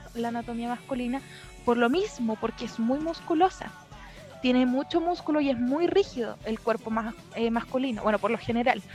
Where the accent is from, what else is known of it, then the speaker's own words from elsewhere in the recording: Lampa, Santiago Metropolitan Region, Chile; Yo soy de Lampa